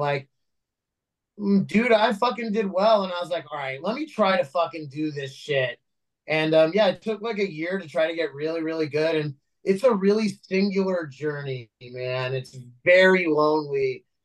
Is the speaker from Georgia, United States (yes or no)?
no; Los Angeles, California, United States; also born or lived in New York; I was actually born